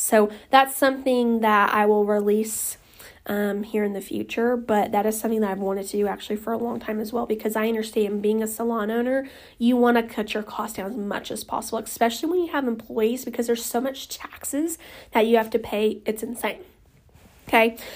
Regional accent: Oklahoma, United States; I'm from Oklahoma

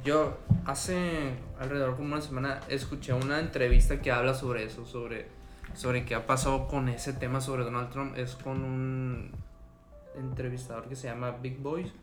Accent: Mazatlán, Sinaloa, Mexico; moved away as an adult; now in Culiacán, Mexico; yo crecí en Mazatlán, pero cuando yo me cambié de ciudad hacia aquí a Culiacán

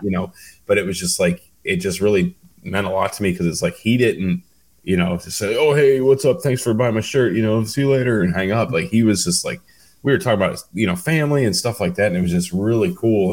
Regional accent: Cleveland, Ohio, United States; I'm from Cleveland

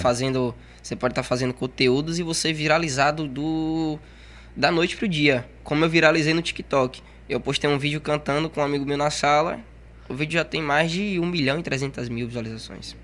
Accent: Salvador, Bahia, Brazil; now in Camaçari, Brazil; Eu nasci em Salvador e vim para aqui para Camaçari. E já vou fazer 10 anos aqui

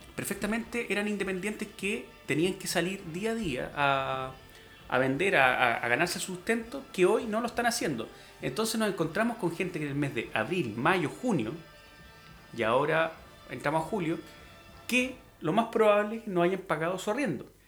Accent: Chile; como chilenos

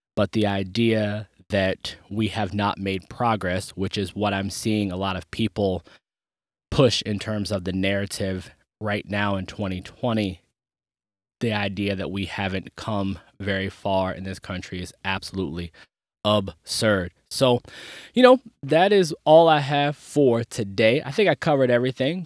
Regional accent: United States; I'm from the Maryland, D C, Virginia area

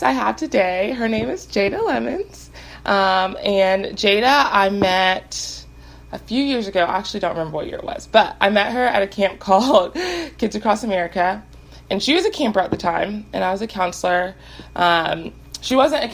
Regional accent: Texas, United States; Me and Jade are both from Texas

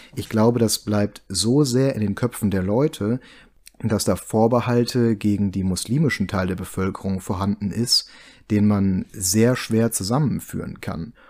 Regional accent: Germany; wir uns als Deutsche

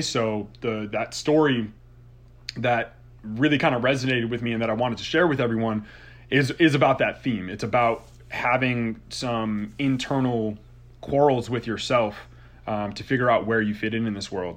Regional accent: Southington, Connecticut, United States; my hometown, actually, and, and shout out to Southington, Connecticut.

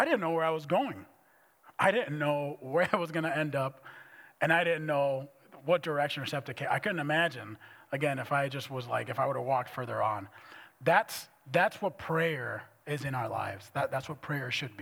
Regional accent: Dominican Republic; moved away as an adult; also born or lived in Minneapolis; I was raised in the Dominican Republic.

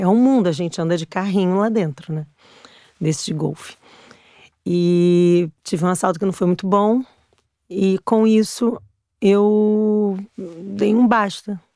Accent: Brazil; moved away as an adult; now in Portugal; Eu saí do Brasil porque eu tinha sido assaltada sete vezes

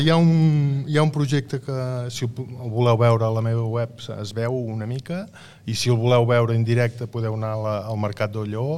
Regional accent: La Cellera de Ter, Catalonia, Spain; jo sóc de la Cellera

